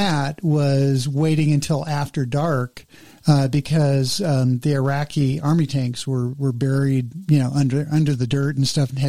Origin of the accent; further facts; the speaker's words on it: Los Angeles, California, United States; I grew up in the San Fernando Valley